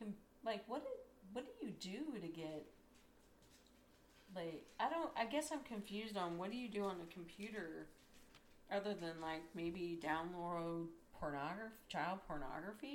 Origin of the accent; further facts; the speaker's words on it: Columbus, Ohio, United States; I'm from Columbus